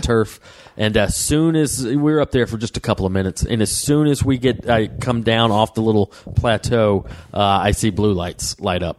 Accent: Waleska, Georgia, United States; now in Los Angeles, United States; it was rural area, North Georgia, yeah. uh, way up in Waleska, Georgia.

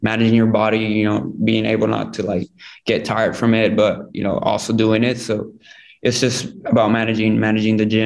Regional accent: United States; I am American, but I'm also Mexican because at home I speak Spanish

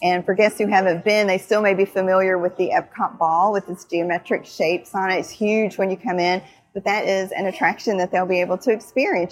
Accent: Kentucky, United States; also born or lived in Florida; I divide my time between my home state of Kentucky and the Sunshine State, Florida

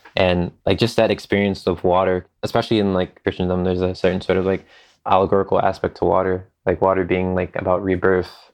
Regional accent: Philadelphia, Pennsylvania, United States; I'm from Philadelphia

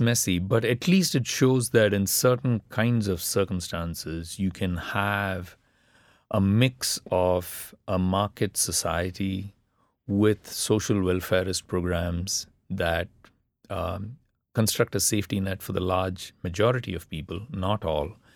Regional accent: India; first language Tamil; English is a second language; moved away; growing up in the middle class India that I did, reading all those English novels and all the rest of it, left me in some senses um, very inadequately Tamil

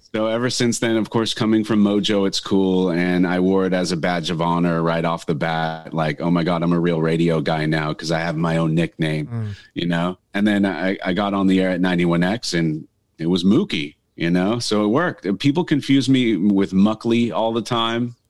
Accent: Northridge, California, United States; also born or lived in San Diego; now in Carlsbad, United States; my hometown of Northridge.

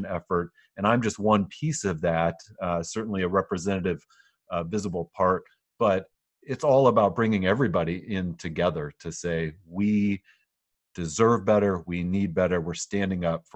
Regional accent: West Michigan, United States; I grew up here in West Michigan as a conservative Christian

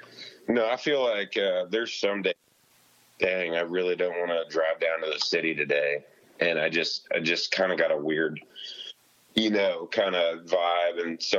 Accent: Kansas, United States; he knew I was from Kansas

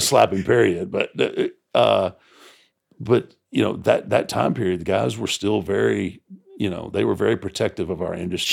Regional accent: Texas, United States; growing up in Texas

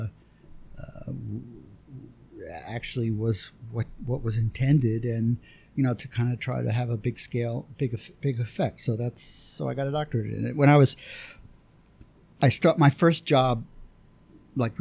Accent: Philadelphia, Pennsylvania, United States; I grew up in West Philly

